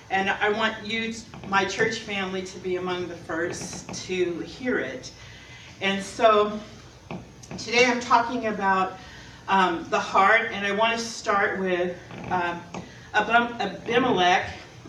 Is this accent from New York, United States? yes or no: no; California, United States; Because I came from Southern Cal, and everything there, most of everything there was a lot of fakeness and materialism